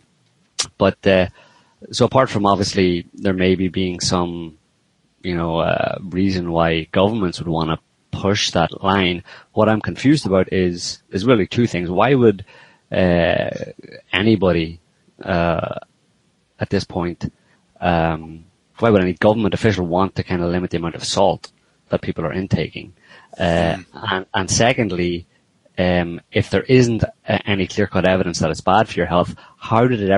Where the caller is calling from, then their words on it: France; I'm calling from France.